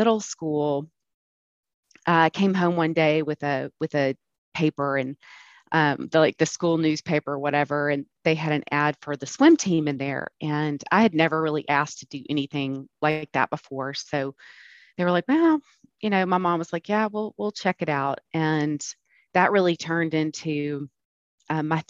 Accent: Birmingham, Alabama, United States; now in Atlanta, United States; I grew up in Birmingham

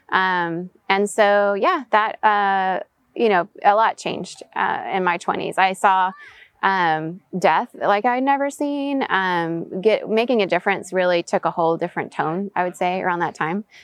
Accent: Venezuela; also born or lived in United States / Southeast Asia; So, third culture kid, meaning I was born in the States, US passport, but raised in Venezuela. Um, my parents did expat work there. So, I grew up in international schools.

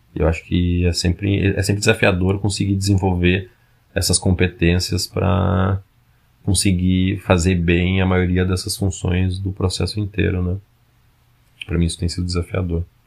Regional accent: Porto Alegre, Rio Grande do Sul, Brazil; also born or lived in São Paulo; now in Manaus, Brazil; eu sou de Porto Alegre

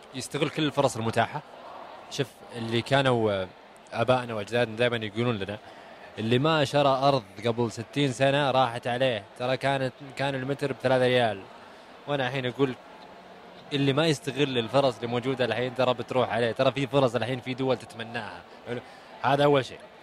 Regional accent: Saudi Arabia; انا كسعودي

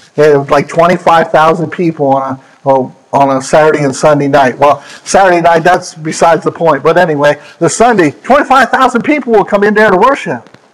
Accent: Pennsylvania, United States; moved away; my home state of Pennsylvania

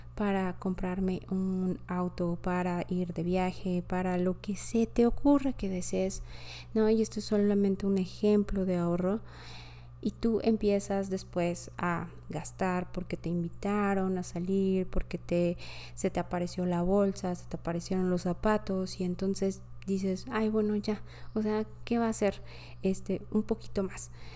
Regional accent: Mexico City, Mexico; also born or lived in France; Yo soy de la Ciudad de México

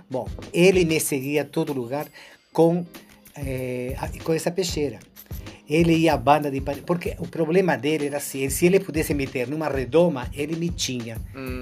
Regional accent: Rosario, Santa Fe, Argentina; Portuguese is a second language; also born or lived in Buenos Aires, Argentina / Rio de Janeiro, Brazil; now in Brazil; eu nasci em Buenos Aires, mas me criei em Rosário.

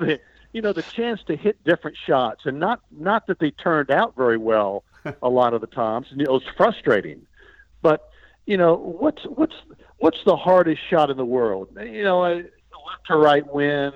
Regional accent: United States; I'm an American

